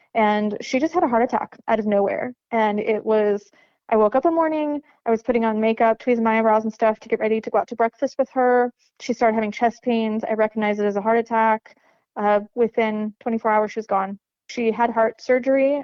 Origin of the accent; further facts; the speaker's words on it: Lebanon, Missouri, United States; I grew up in Lebanon, Missouri, little tiny hick hole uh, town that civilization forgot about